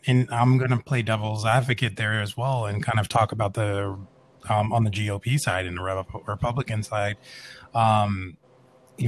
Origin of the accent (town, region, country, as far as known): United States